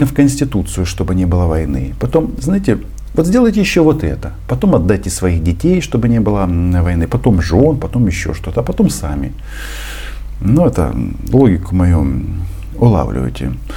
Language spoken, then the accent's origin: Russian; Ukraine; also born or lived in Kyiv; Я украинец. Это моя страна, и я отсюда никуда не собираюсь уезжать